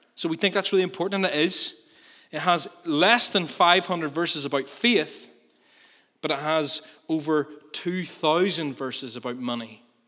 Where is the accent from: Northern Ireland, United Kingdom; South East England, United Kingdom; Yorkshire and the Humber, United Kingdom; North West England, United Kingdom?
Northern Ireland, United Kingdom; we're good Northern Irish people